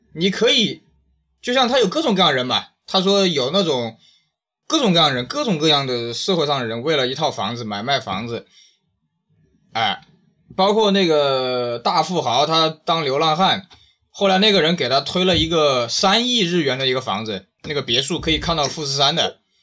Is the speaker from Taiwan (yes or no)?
no; China; 你看我们中国人这几千年干了嘛